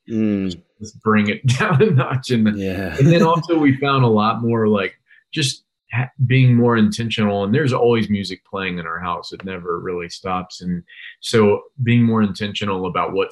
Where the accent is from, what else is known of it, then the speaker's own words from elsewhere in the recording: Charlottesville, Virginia, United States; I moved around all over the place, but I grew up in Charlottesville